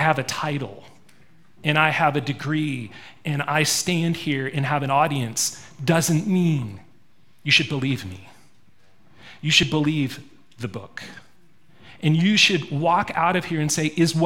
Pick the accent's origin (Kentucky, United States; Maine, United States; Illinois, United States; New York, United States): Maine, United States; also born or lived in Springfield, Missouri; now in Montana, United States; I didn't grow up in Montana. I grew up in Maine.